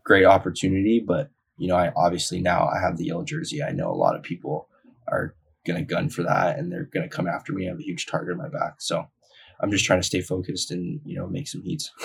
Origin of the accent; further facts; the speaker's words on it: Haleiwa, Hawaii, United States; I was born and raised on the North Shore